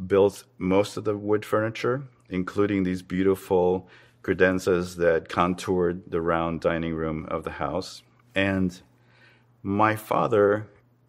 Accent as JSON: {"language": "English", "region": "Havana", "country": "Cuba", "tie": "born or raised there", "moved": "yes", "said": "I was born in Havana, Cuba, and I'm a visual artist"}